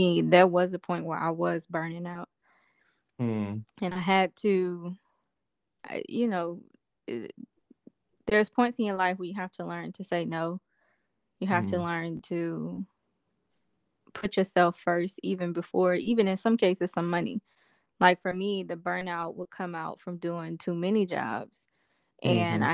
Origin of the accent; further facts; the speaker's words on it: Ruston-Grambling area, North Louisiana, United States; I am a country girl. And I'm from North Louisiana. I'm actually from the Rustin-Grambling area